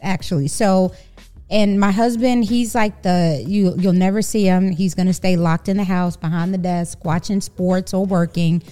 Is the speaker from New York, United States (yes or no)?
yes; New York City, New York, United States; moved away as an adult; also born or lived in Texas; now in Dallas–Fort Worth, United States; I am a New Yorker, born and raised in Brooklyn